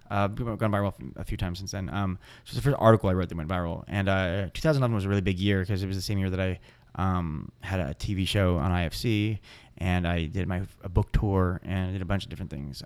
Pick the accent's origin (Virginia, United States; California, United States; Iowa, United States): California, United States; San Diego; also born or lived in Los Angeles / El Paso; now in San Francisco, United States; I was born in Los Angeles, but I, I, uh, when I was two, I moved to El Paso, and I lived there for seven years, no, five years, and then I moved to San Diego in oh seven.